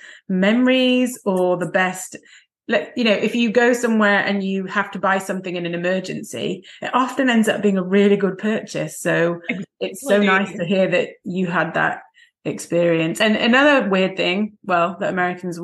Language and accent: English; England, United Kingdom; moved away; England, to my home country